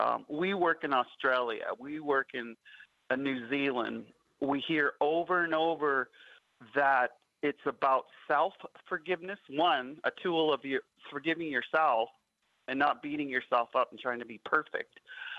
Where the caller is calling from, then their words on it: Alberta, Canada; Native Wellness Institute, and I'm calling you from Alberta.